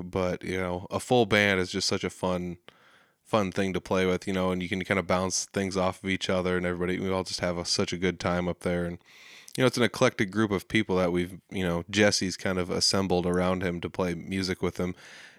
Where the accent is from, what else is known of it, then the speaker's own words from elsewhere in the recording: Humboldt, Saskatchewan, Canada; The Rockin' Picnic happens every year, Labor Day weekend in Humboldt. It's my hometown, it's where I'm from.